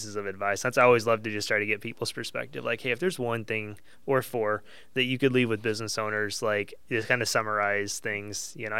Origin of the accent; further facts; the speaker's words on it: Collinsville, Illinois, United States; I'm from Collinsville.